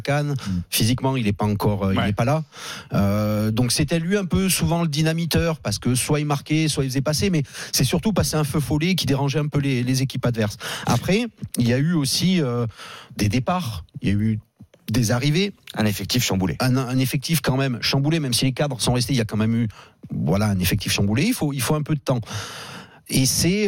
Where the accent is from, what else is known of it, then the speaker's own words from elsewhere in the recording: Auvergne-Rhône-Alpes, France; je suis auvergnat